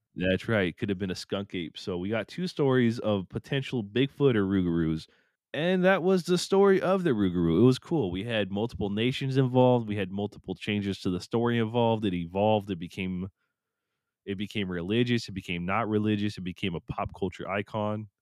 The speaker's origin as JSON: {"language": "English", "country": "United States", "said": "I'm American"}